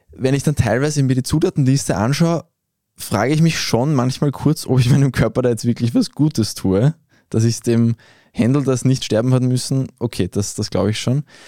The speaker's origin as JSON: {"language": "German", "region": "Vienna", "country": "Austria", "said": "wir als Wiener, die in einer doch relativ grünliberalen Bubble leben"}